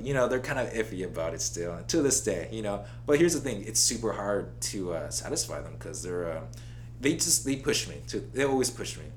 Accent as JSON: {"language": "English", "town": "Oxnard", "region": "California", "country": "United States", "tie": "born or raised there", "also_born_or_lived": "Santa Barbara, California", "said": "moved to Oxnard when I was around seven years old"}